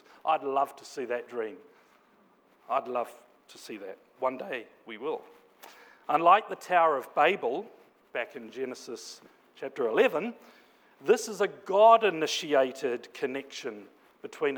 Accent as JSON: {"language": "English", "town": "Napier", "region": "Hawke's Bay", "country": "New Zealand", "tie": "born or raised there", "moved": "yes", "said": "my hometown of Napier, back in Aotearoa, commonly known as New Zealand"}